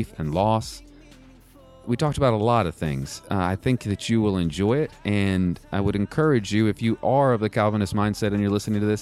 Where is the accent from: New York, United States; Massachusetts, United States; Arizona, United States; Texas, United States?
Texas, United States; moved away; I'm also from Texas